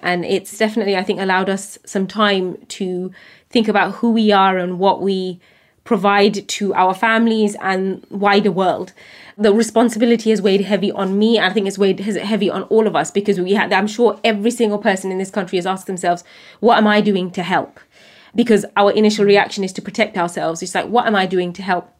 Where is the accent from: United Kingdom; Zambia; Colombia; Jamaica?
United Kingdom; as a British Bangladeshi woman